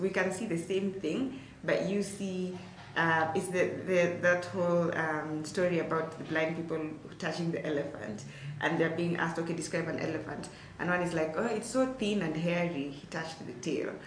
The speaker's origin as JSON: {"language": "English", "town": "Turbo", "region": "Uasin Gishu County", "country": "Kenya", "tie": "born or raised there", "said": "I come from Turbo. Turbo is like maybe, depending on how fast you're driving, like maybe, let's say 20 to, I'd say like 30 to like 40 minutes from Eldoret town."}